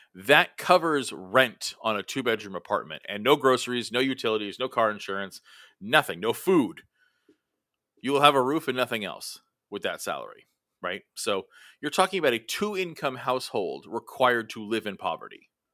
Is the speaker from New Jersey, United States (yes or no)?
no; Los Angeles, California, United States; my hometown of Los Angeles